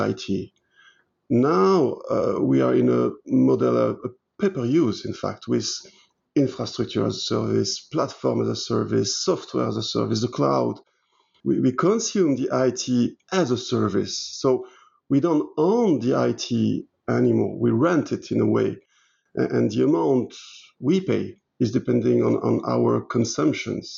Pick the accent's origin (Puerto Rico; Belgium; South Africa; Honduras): Belgium; first language French; English is a second language; moved away as an adult; also born or lived in Liège, Belgium / Brussels, Belgium; now in Luxembourg; I'm 51, both Belgian and British nationalities, even if my mother tongue is French.